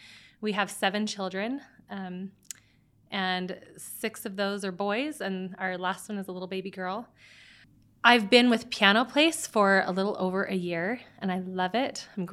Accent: Mesa, Arizona, United States; And I grew up in Mesa is where I'm from, but we did most of our schooling and everything in neighboring Gilbert.

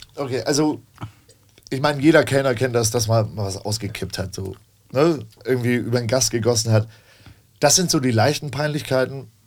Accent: Hamburg, Germany; also born or lived in Elsfleth; ich bin gebürtiger Hamburger, habe hier tatsächlich aber nur so Aushilfsjobs gemacht neben der Schule

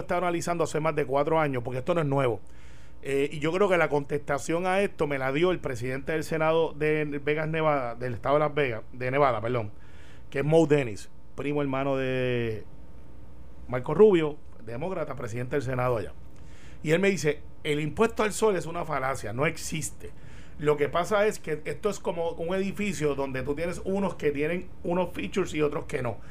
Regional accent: Puerto Rico; como buen puertorriqueño

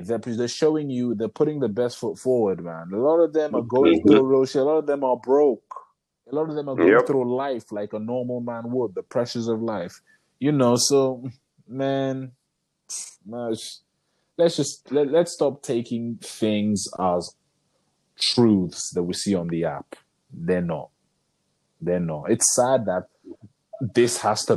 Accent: Nigeria; being Nigerian men

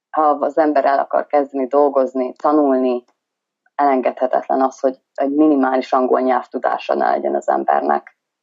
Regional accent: Hungary; moved away as an adult; now in Western Australia, Australia; magyar vagyok

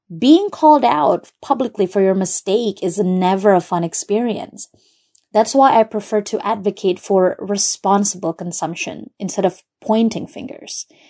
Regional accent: Brunei; I was born and raised in Brunei, Jerusalem

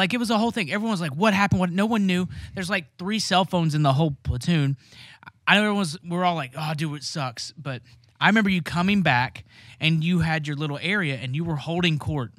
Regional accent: Ohio, United States; I'm from Ohio. We know. Everyone there's from Ohio.

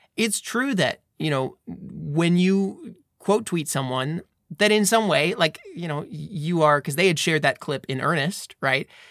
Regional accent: United States; I'm from America.

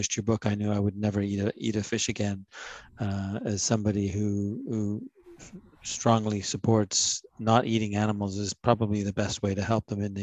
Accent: Ontario, Canada; moved away as an adult; also born or lived in United States; growing up in Ontario, where I live again now, I lived in the US for 30 years.

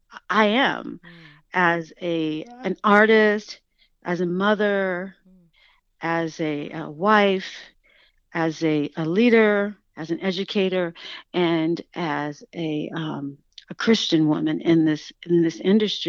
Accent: Oakland, California, United States; Growing up in Oakland, my mother, who was a single mom, and she worked mostly

